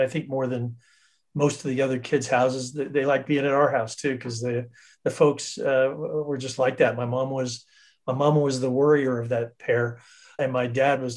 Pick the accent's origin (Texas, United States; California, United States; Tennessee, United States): California, United States; Northern; now in South Orange County, United States; Grew up in Northern California